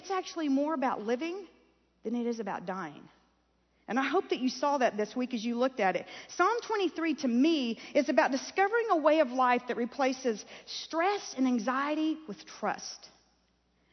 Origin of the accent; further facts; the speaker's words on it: Kansas, United States; growing up in Kansas on a little farm